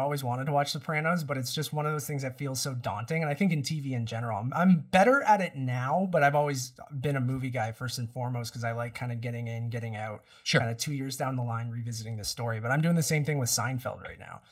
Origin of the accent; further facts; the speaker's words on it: Toronto, Ontario, Canada; we're from Toronto